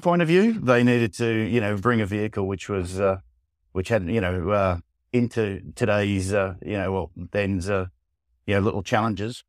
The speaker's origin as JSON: {"language": "English", "country": "Australia", "moved": "yes", "said": "I'm Australian originally"}